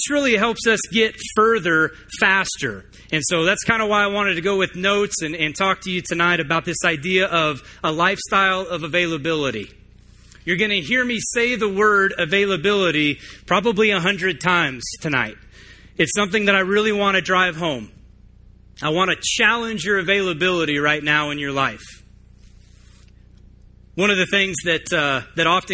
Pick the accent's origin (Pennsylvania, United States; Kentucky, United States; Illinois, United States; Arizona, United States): Arizona, United States; Tucson; moved away as an adult; also born or lived in Nashville, Tennessee; I was actually born and raised in Tucson